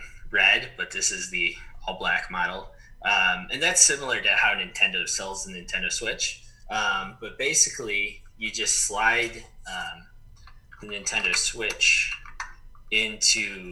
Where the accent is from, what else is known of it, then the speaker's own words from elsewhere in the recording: Chicago, Illinois, United States; moved away as an adult; also born or lived in Texas; now in Arizona, United States; I grew up in Chicago